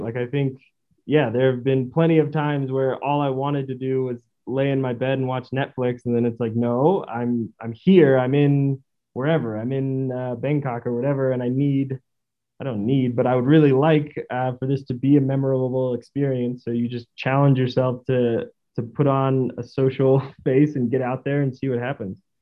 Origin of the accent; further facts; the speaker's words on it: Stockton, California, United States; moved away as an adult; also born or lived in St. Louis / Spain / South Korea; I grew up in Stockton, California, um, which is east of the Bay Area